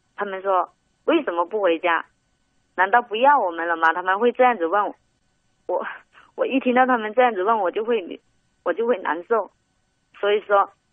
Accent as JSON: {"language": "Chinese", "region": "Guangdong", "country": "China", "said": "我们广东人"}